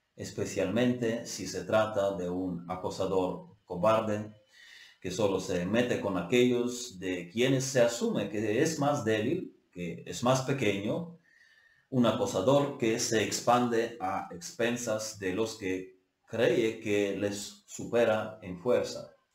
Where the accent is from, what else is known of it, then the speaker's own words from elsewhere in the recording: Ukraine; Estamos con el pueblo ucraniano. Yo estoy con mi pueblo